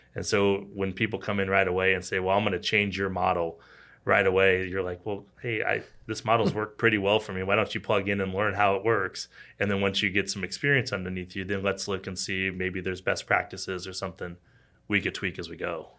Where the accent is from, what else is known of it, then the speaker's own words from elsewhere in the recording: Kansas City, Missouri, United States; also born or lived in Arkansas; I grew up in Kansas City, born and raised.